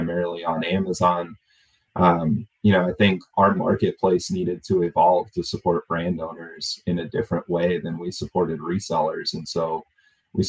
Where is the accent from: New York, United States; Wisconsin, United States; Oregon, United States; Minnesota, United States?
Oregon, United States; moved away; also born or lived in Florida; I grew up in Oregon